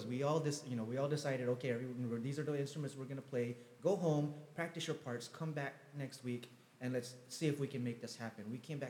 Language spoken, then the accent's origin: English; Philippines; we're Filipino.